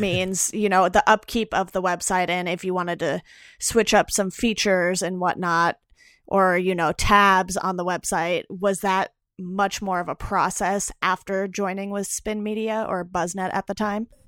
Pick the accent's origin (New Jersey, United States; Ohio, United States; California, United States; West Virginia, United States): California, United States; Orange County; also born or lived in Los Angeles; I'm originally from Orange County, so since I've moved back home, I'm down by Disneyland